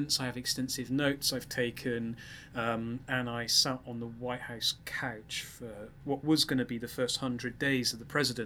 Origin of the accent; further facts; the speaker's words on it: United Kingdom; being a Brit